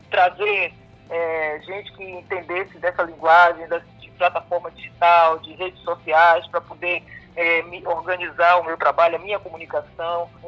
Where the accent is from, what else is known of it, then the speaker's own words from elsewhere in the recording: Bahia, Brazil; born there; E para todos nós que nascemos aqui na Bahia, né, principalmente da minha geração